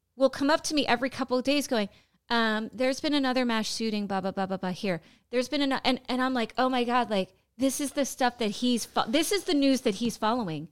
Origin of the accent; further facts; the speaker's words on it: Pennsylvania, United States; moved away; also born or lived in Florida; my home state of Pennsylvania.